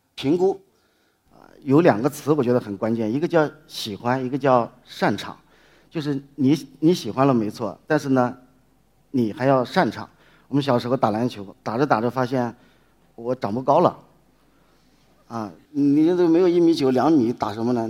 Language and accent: Chinese; Dingyuan, Anhui, China; moved away as an adult; also born or lived in Guangzhou; 我这次是从离南京很近的地方，就我的老家，安徽滁州的定远线